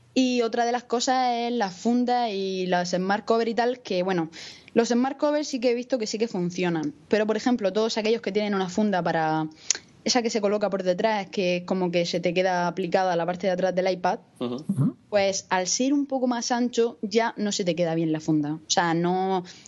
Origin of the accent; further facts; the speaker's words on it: Murcia, Region of Murcia, Spain; soy una chica de Murcia, que tengo 22 años